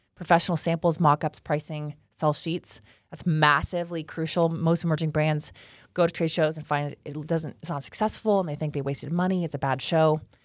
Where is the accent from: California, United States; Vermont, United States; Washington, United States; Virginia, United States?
California, United States; Los Angeles; moved away as an adult; now in Dallas, United States; I was born in Los Angeles, California